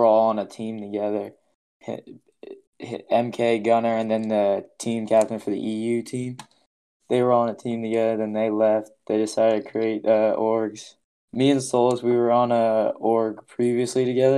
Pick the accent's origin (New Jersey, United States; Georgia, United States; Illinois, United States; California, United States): Georgia, United States; Atlanta; I play for TKZ White, and I'm from Atlanta.